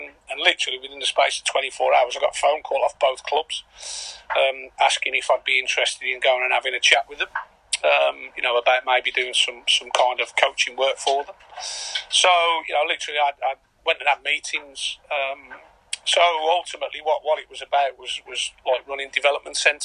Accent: Birmingham, West Midlands, United Kingdom; moved away as an adult; also born or lived in Caerphilly; now in Carlisle, United Kingdom; I'm from Birmingham

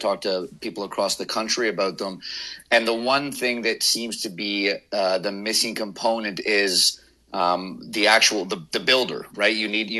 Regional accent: West Coast, Canada; moved away; where I was born on the West Coast here.

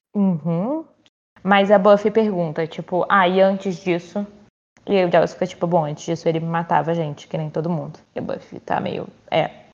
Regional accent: Brazil; eu sou brasileira

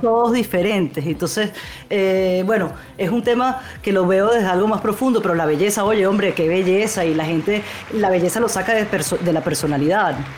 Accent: Venezuelan Amazonas, Venezuela; moved away; yo crecí en el Amazonas venezolano

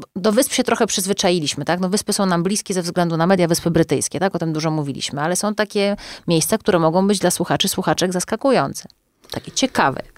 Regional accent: Ciechanów, Masovian Voivodeship, Poland; jako osoba tańcząca w dzieciństwie w zespole Mały Ciechanów i śpiewająca mazowieckie przyśpiewki

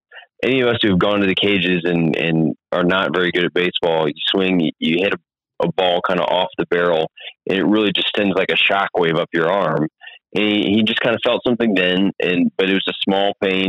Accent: Texas, United States; moved away; I grew up in Texas following the Rangers.

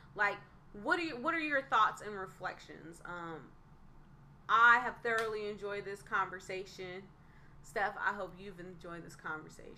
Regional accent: Northern California, United States; being from Northern California

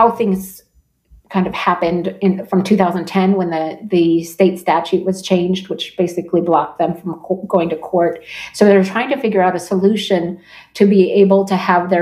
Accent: Turtle Mountain Reservation, North Dakota, United States; we're from the Turtle Mountain Reservation. We're Anishinaabe, Ojibwe people

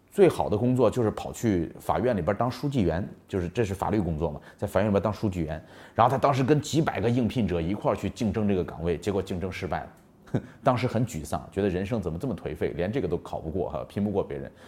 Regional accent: China; 我们中国人做生意老喜欢做产品

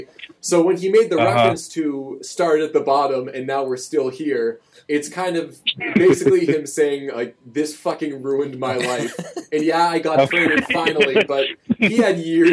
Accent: Boston, Massachusetts, United States; we're from Boston

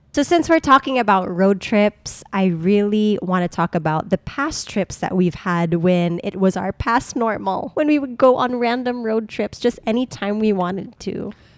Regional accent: Subic, Central Luzon, Philippines; moved away; We've been taking road trips to my hometown, Subic, because we are still a resident.

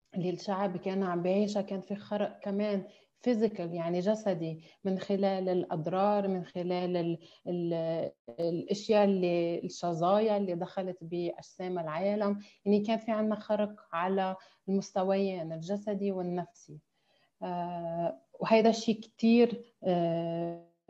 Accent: Lebanon; moved away as an adult; also born or lived in Amman, Jordan; now in Dubai, United Arab Emirates; نحن كلبنانيين

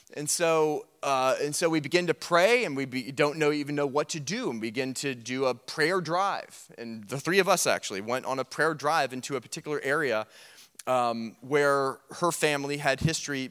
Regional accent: United States; being an American and we're loud and we're arrogant

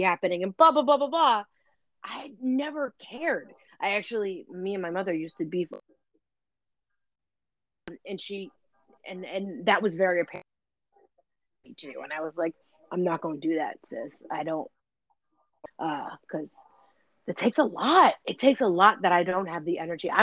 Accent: New York City, New York, United States; I'm from the Lower East Side

